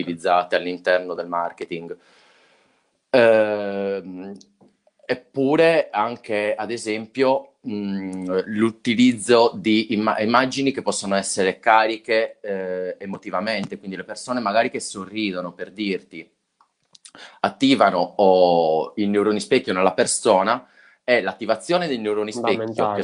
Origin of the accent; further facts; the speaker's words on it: Sardinia, Italy; siamo sardi